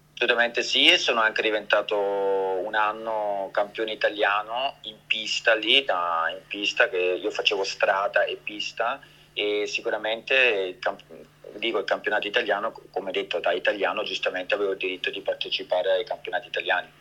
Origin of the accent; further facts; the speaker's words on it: Switzerland; io sono nato e cresciuto in Svizzera, ma sono di origini italiane